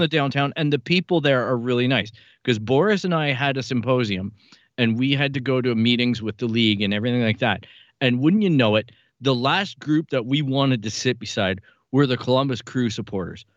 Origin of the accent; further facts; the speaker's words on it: Canada; as a Canadian, a guy who never traveled to the U S A until soccer came along